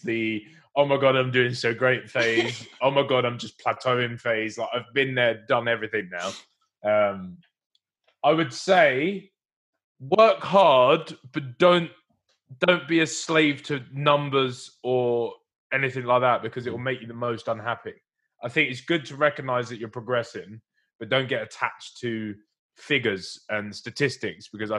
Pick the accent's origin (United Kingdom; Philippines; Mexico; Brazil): United Kingdom; Essex, East of England; from Essex